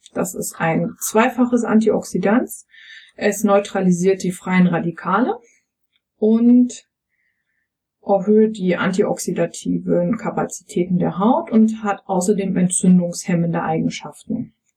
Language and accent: German; East Germany, Germany; ich bin ja ähm, im, im Osten aufgewachsen